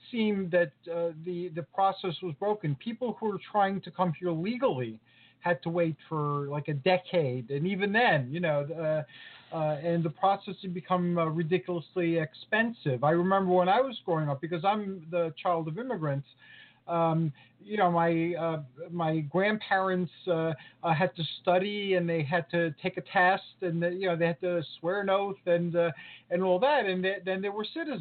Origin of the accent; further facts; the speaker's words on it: New York City, New York, United States; I grew up with in New York City